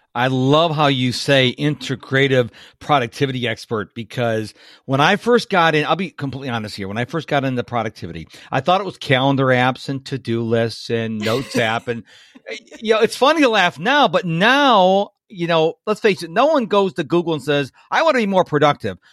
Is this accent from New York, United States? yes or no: yes; Rochester, New York, United States; moved away as an adult; now in Houston, United States; I was born and raised in Rochester, New York